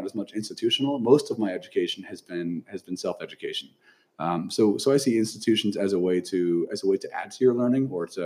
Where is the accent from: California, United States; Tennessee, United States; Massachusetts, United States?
California, United States; Lodi; also born or lived in Fresno, California / Oregon / Boston; I grew up in Lodi, California